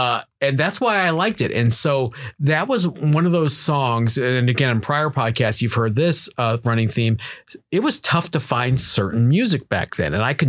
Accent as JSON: {"language": "English", "town": "Cleveland", "region": "Ohio", "country": "United States", "tie": "born or raised there", "moved": "yes", "said": "growing up in Cleveland, Ohio."}